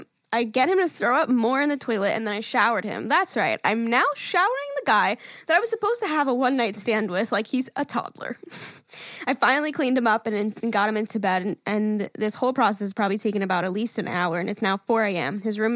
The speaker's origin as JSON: {"language": "English", "town": "Mornington Peninsula", "region": "Victoria", "country": "Australia"}